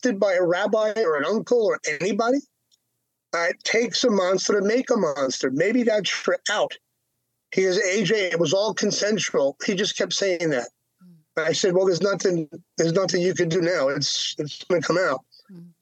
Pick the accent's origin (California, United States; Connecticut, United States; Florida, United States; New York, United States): New York, United States; also born or lived in Long Island / Manhattan; I grew up in that. I'm a New Yorker.